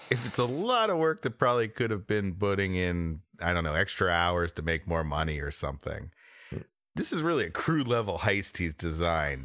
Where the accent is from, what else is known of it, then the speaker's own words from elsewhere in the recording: United States; I'm an American.